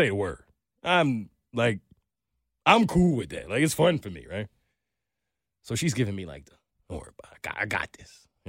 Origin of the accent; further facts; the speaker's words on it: New York, United States; From New York. I'm from New York.